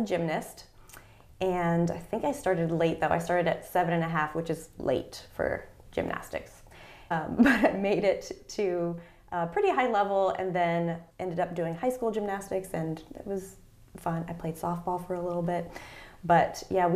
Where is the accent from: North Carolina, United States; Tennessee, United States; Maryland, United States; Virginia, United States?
Virginia, United States; Fairfax County; also born or lived in Washington, D.C.; I grew up in Fairfax County, Virginia, so outside of D.C. I was born in D.C., lived in Northern Virginia for my whole life